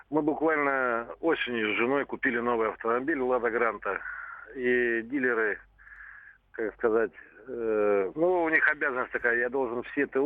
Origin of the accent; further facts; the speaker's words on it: Novosibirsk, Novosibirsk Oblast, Russia; у нас в городе Новосибирске, я сам из Новосибирска